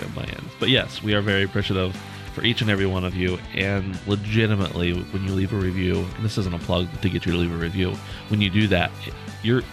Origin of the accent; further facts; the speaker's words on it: United States; I'm from America